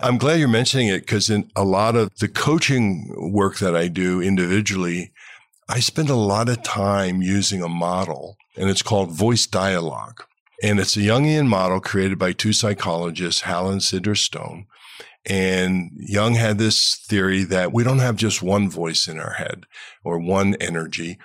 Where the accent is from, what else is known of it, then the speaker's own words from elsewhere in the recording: Cleveland, Ohio, United States; my hometown in Cleveland, Ohio